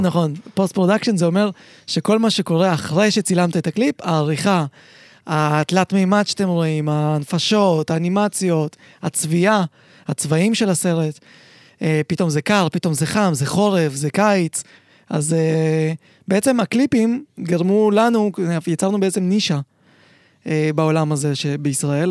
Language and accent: Hebrew; Israel; also born or lived in Uzbekistan; זה היה, עוד לא היה בארץ, זה היה באוזבקיסטן, איפה שנולדתי